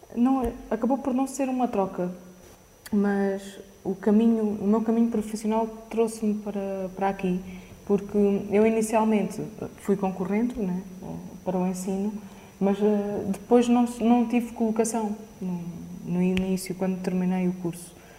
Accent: Caridade, Alentejo, Portugal; quando casaram ficaram a viver na, na caridade e foi, foi lá que cresci

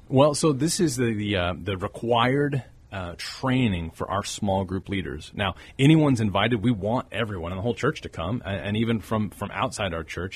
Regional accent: Corpus Christi, Texas, United States; born and raised in Corpus Christi.

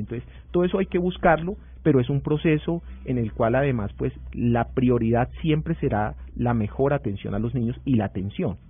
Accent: Huila, Colombia; yo soy huilense

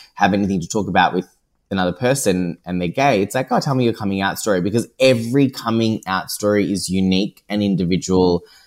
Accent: Geelong, Victoria, Australia; moved away as an adult; also born or lived in Paris; I am born and bred in Geelong

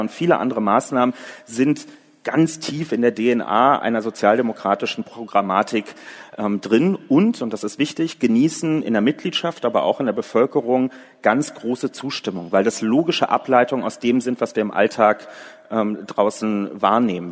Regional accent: Berlin, Germany; In Berlin, was ja nun mal auch meine Heimatstadt ist und wo ich auch in der SPD organisiert bin

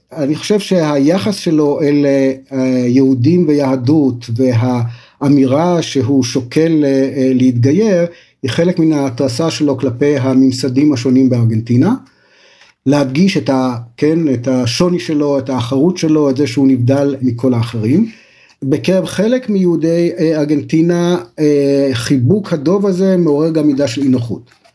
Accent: Israel

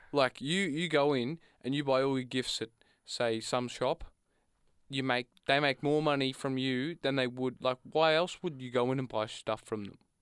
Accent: Australia; I come from a, a rural

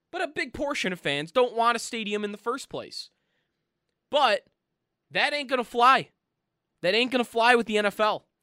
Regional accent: Orchard Park, New York, United States; I am from Orchard Park. I grew up walking distance from the stadium.

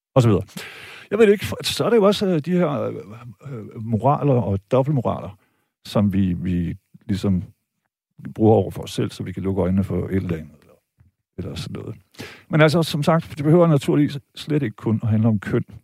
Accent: Vejle, Southern Denmark, Denmark; jeg er jo født og opvokset i Vejle

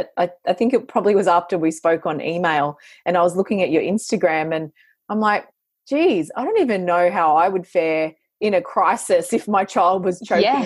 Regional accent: New South Wales, Australia; we're both from New South Wales

